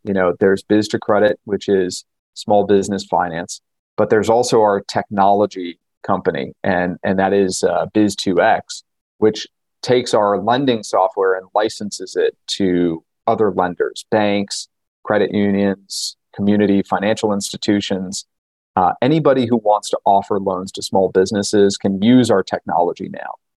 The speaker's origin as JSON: {"language": "English", "region": "New York", "country": "United States", "tie": "born or raised there", "said": "I grew up in New York"}